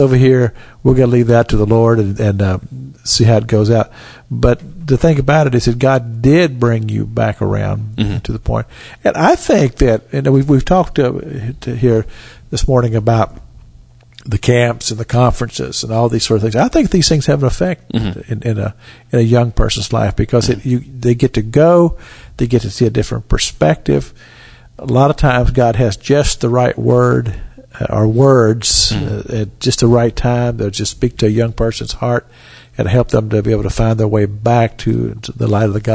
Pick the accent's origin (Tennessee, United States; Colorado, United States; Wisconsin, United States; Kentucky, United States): Kentucky, United States; Cynthiana; I grew up in Cynthiana, Kentucky